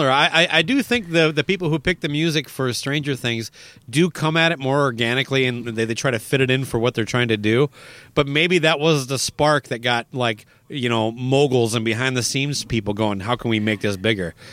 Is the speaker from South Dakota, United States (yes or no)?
no; Owatonna, Minnesota, United States; born or raised there